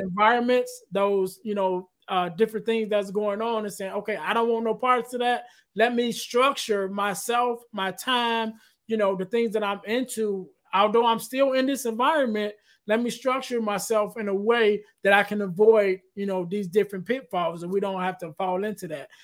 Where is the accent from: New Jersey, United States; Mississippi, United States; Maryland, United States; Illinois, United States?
Illinois, United States; Chicago; I'm from Chicago